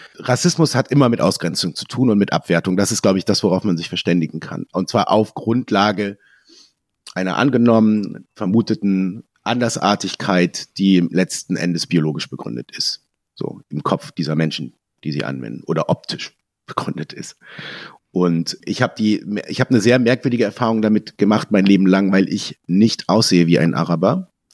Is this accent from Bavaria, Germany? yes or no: no; a small village in Lower Saxony, Germany; Meine Eltern äh, haben ein Haus gebaut, als ich ein Kind war, in einem kleinen Dorf in Niedersachsen